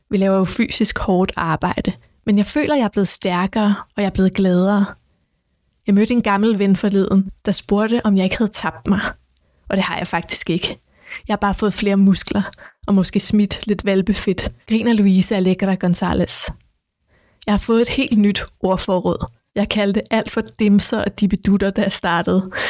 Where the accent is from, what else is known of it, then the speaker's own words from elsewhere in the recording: Copenhagen, Capital Region of Denmark, Denmark; så var der også en, der havde spurgt, om jeg var fra Nørrebro. Han kunne høre det med det samme på mig, at jeg var fra Nørrebro.